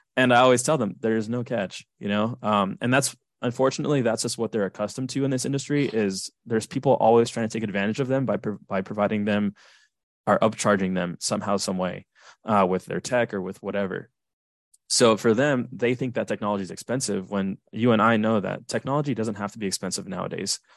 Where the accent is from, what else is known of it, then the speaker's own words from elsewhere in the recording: Southern California, United States; I'm from Southern California